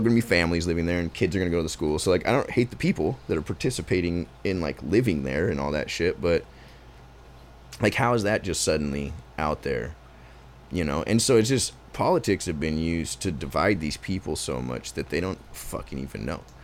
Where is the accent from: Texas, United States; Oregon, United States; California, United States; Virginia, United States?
Oregon, United States; Portland; I was born here